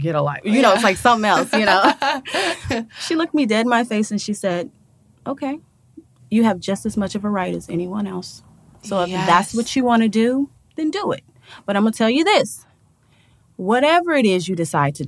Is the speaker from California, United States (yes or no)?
no; Nashville, Tennessee, United States; moved away as an adult; also born or lived in Gary, Indiana / Alabama; now in Los Angeles, United States; I'm from Nashville, Tennessee. Born and raised, I spent a lot of my childhood between Gary, Indiana, Nashville, and Alabama